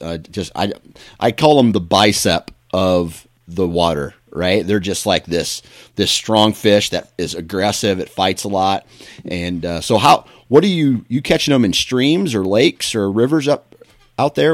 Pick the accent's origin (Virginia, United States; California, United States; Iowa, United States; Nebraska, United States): Iowa, United States; Mount Pleasant; my hometown of Mount Pleasant, Iowa